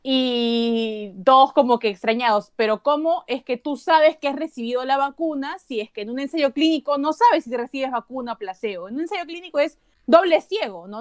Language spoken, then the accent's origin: Spanish; Peru; como periodista, como ciudadana, como peruana